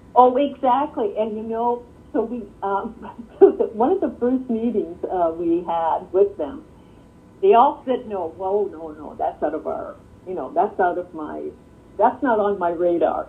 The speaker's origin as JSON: {"language": "English", "country": "Canada", "moved": "yes", "lives_now": "Michigan, United States", "said": "I'm Canadian, actually, you know, um, but live here"}